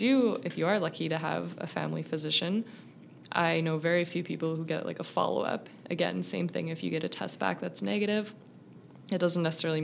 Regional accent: British Columbia, Canada; I grew up in British Columbia.

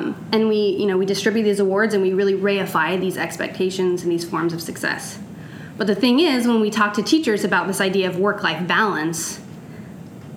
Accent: California, United States; moved away as an adult; also born or lived in Ghana; now in Oregon, United States; I am originally from California.

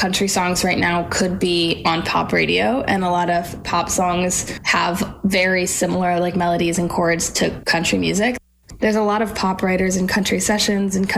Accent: Massachusetts, United States; moved away as an adult; now in Nashville, United States; I grew up in Massachusetts

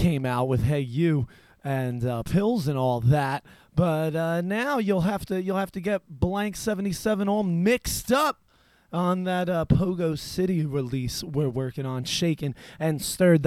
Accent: New Jersey, United States; I am from New Jersey

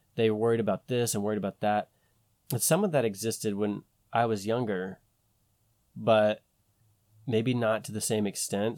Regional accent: United States; we're American

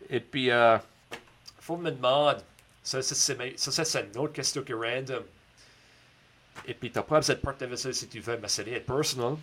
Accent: Baie Sainte-Marie, Nova Scotia, Canada; un gars de la baie Sainte-Marie

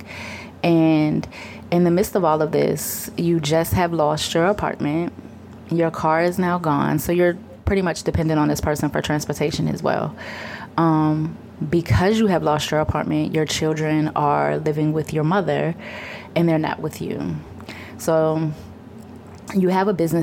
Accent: Richmond, United States; also born or lived in Boston, Massachusetts; I was born in Boston, but I have been in Richmond since I was about five

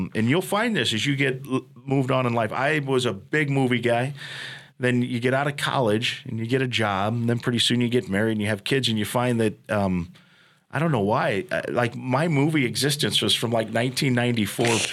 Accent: Iowa, United States; moved away; I grew up going to games there because that was my home state

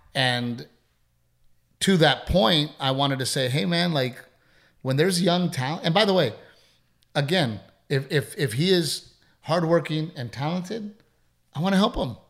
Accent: United States; I'm an American first.

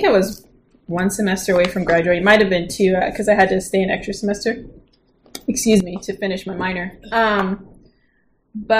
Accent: Oklahoma, United States; also born or lived in Gunsan, South Korea; I'm from Oklahoma

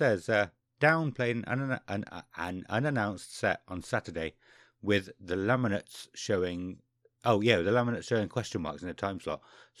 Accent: Toronto, Ontario, Canada; Toronto, Canada, we responded.

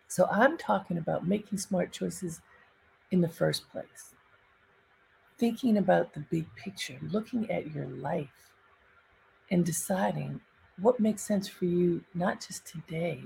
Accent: Baltimore, Maryland, United States; moved away; I grew up in Baltimore in a very sheltered household.

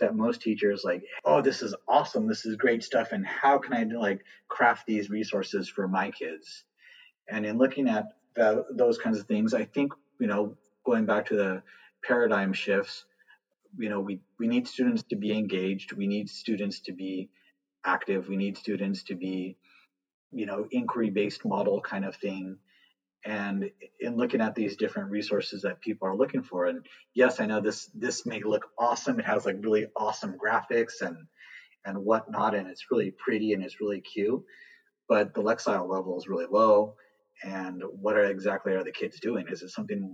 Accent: Southern California, United States; moved away as an adult; also born or lived in Texas; I'm from Southern California, born and raised

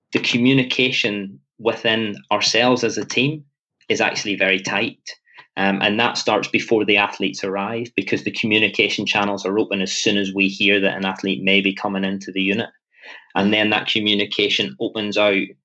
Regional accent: Northern Ireland, United Kingdom; I'm very Northern Irish in my approach

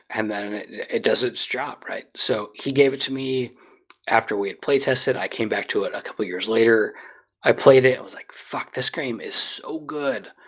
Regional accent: Scotland, United Kingdom; I'm I'm Scottish through

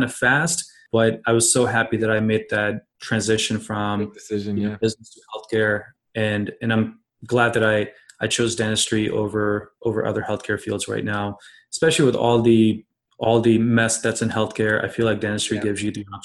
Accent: Columbus, Ohio, United States; now in Cincinnati, United States; I'm originally from Columbus, Ohio, but I practice in Cincinnati now.

